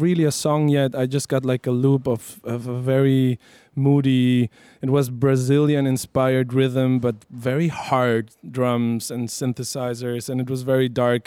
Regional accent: La Paz, Bolivia; first language Spanish; English is a second language; now in Berlin, Germany; I was uh, born and raised in La Paz, in Bolivia.

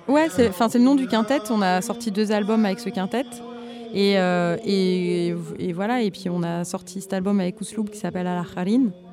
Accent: France; je suis française et que je suis née en France

